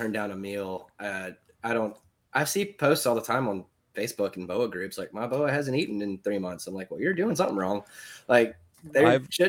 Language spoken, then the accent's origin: English; Alabama, United States; my mom is from Alabama. And so I have this weird, people are like, where are you from? I'm like, Alabama.